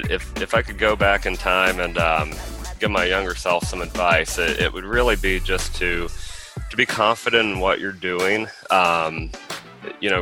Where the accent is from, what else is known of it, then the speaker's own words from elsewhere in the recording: Midwest, United States; moved away as an adult; now in Houston, United States; I'm originally from the Midwest and have been down in Houston for about a year